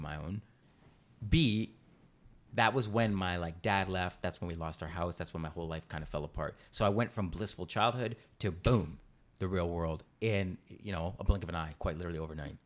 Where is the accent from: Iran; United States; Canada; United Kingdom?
Canada